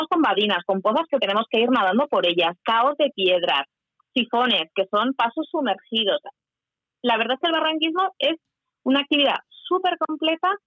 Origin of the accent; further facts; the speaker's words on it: Huesca, Aragon, Spain; Yo cuando voy por cualquier sitio, yo presumo yo que soy de Huesca. ¿eh? Yo vivo en Huesca